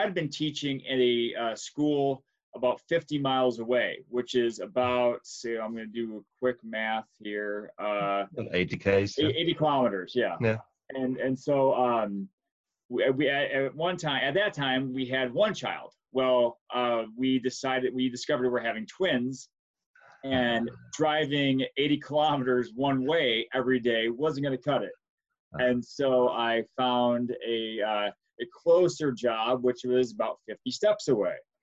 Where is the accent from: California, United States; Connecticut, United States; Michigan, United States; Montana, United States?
Michigan, United States; Flint; moved away as an adult; now in New Ulm, United States; I'm from this area, from the Flint area in Michigan. And then I moved to Minnesota in 2002.